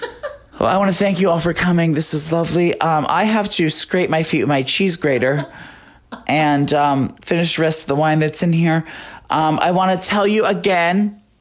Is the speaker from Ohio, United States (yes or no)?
no; Union, New Jersey, United States; moved away; I grew up in Union, New Jersey.